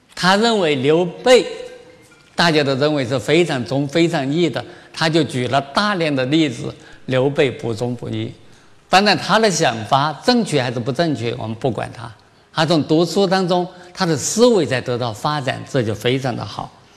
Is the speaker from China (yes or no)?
yes; China; 我们中国人